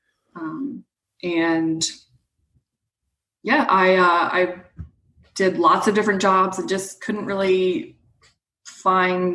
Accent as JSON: {"language": "English", "region": "the South", "country": "United States", "tie": "born or raised there", "said": "I was born and raised in the South."}